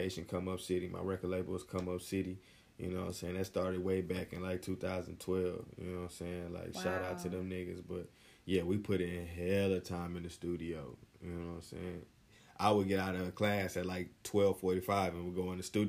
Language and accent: English; Houston, Texas, United States; moved away as an adult; also born or lived in Waco, Texas; now in Los Angeles, United States; that's when I moved away from Houston, because I went to school in Waco, Texas